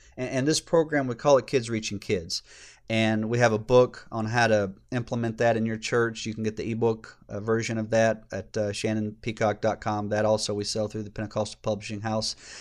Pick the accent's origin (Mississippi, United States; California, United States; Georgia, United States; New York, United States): Georgia, United States; I grew up here in Georgia